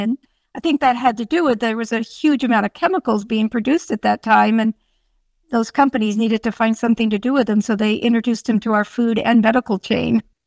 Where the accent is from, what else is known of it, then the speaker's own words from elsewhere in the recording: Sonoma County, California, United States; I grew up on a dairy farm out in that beautiful area